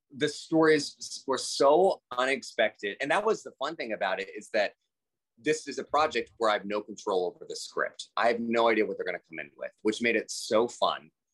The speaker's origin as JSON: {"language": "English", "town": "Houston", "region": "Texas", "country": "United States", "also_born_or_lived": "New York", "said": "I'm from Houston, Texas"}